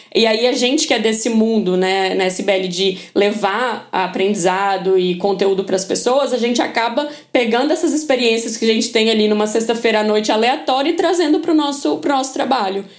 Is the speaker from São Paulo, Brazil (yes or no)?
no; Minas Gerais, Brazil; Eu sou mineira